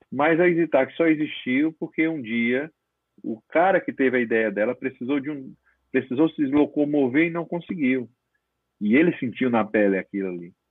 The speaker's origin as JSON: {"language": "Portuguese", "region": "Northeast Region", "country": "Brazil", "said": "como eu estava trabalhando muito é, no Nordeste, eu como nordestino que sou, e aí volta a ficar mais próximo da família"}